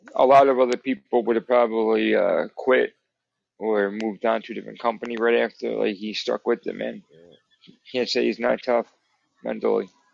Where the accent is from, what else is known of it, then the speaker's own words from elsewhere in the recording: New Jersey, United States; I'm from New Jersey